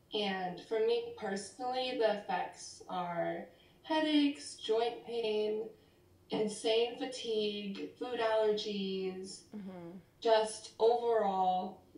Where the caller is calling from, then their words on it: Davis, California, United States; I'm calling in from Davis, California. This is my dorm room at UC Davis.